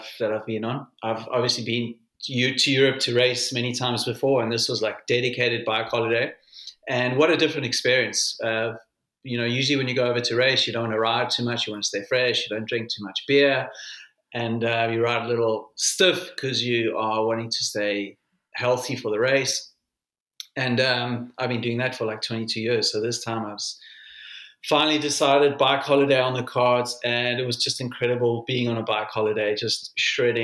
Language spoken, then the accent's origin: English; South Africa; a South African